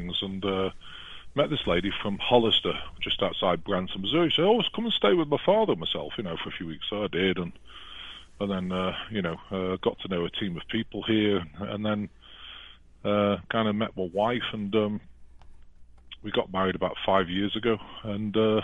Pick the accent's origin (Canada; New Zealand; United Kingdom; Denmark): United Kingdom; England; moved away as an adult; now in United States; I'd never want to go back to England. No offense to the British people, but, you know, and I was British, I'm now American, but I just don't speak American.